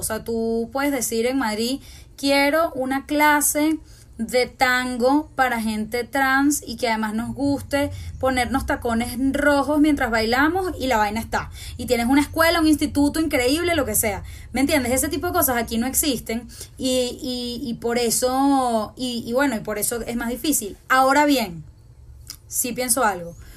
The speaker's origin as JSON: {"language": "Spanish", "town": "Caracas", "country": "Venezuela", "said": "Aquí en Venezuela hay como, es como un círculo de colegios que en verdad nos conocemos mucho entre todos"}